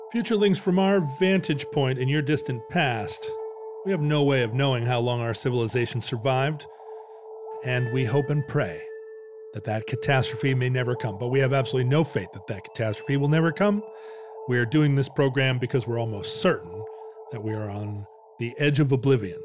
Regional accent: Alaska, United States; When I was a kid growing up in Alaska

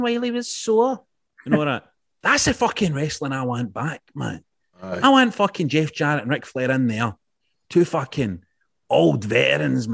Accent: Scotland, United Kingdom; As a Scottish wrestling fan

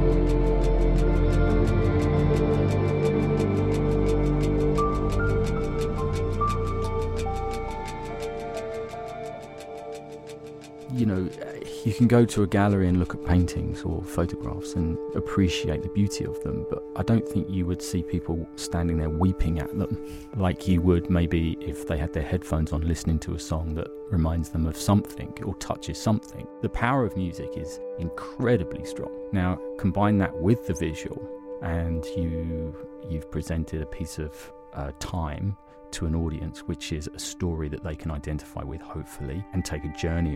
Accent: Brighton, South East England, United Kingdom; moved away as an adult; also born or lived in London; I was young at that point, new to London. I was from Brighton

